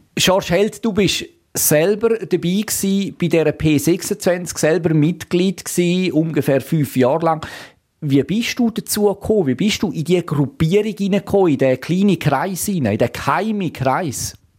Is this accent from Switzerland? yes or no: yes; Switzerland; bei uns in der Schweiz